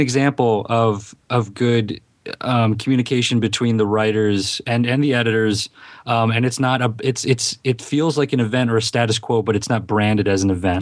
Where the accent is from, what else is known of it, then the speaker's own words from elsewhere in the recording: Philadelphia, Pennsylvania, United States; accent: Philadelphia; my Philadelphia accent